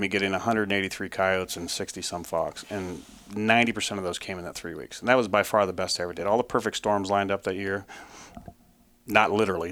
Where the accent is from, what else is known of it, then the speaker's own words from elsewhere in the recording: Ohio, United States; moved away as an adult; now in Syracuse, New York, United States; I grew up in Ohio